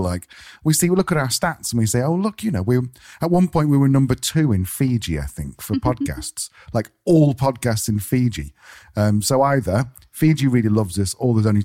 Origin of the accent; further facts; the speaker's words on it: United Kingdom; moved away; I'm being British